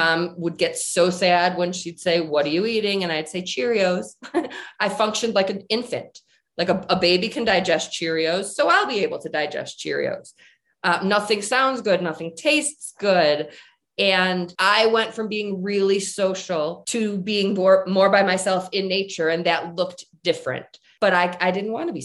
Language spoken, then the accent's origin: English; Michigan, United States; moved away as an adult; now in Colorado, United States; I'm originally from Michigan, and I moved to Colorado to be with Jim